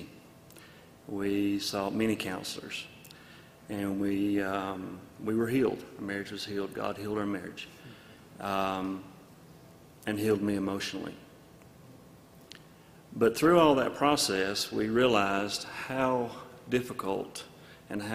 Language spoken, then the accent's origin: English; North Alabama, United States; moved away; we're from North Alabama